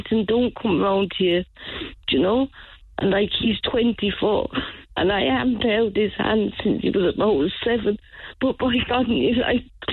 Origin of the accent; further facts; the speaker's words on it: Ireland; I'm Irish